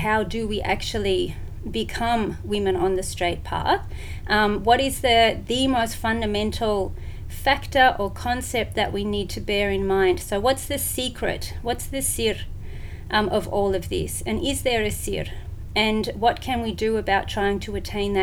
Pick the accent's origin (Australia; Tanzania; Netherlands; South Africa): Australia; Melbourne, Victoria; also born or lived in Syria / Jordan / Yemen / Saudi Arabia; I'm from Melbourne, Australia